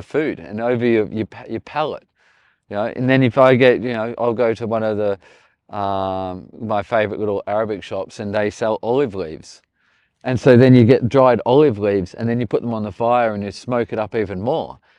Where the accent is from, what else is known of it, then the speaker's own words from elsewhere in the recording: Australia; moved away; I'm Australian